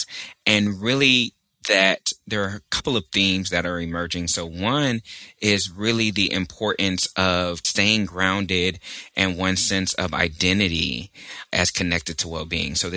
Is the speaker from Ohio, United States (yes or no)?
no; Texas, United States; now in Richmond, United States; I'm also from Texas, and that means a lot to me